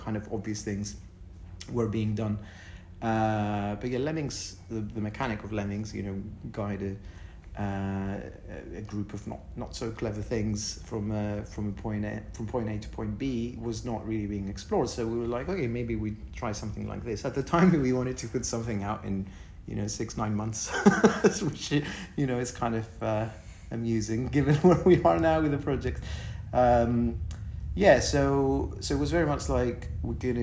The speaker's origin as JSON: {"language": "English", "country": "Greece", "moved": "yes", "said": "I'm originally from Greece."}